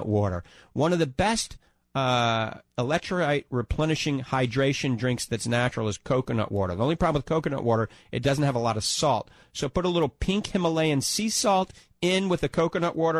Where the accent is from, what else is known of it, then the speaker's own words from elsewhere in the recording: New Orleans, Louisiana, United States; accent: New Orleans; now in The Villages, United States; my New Orleans accent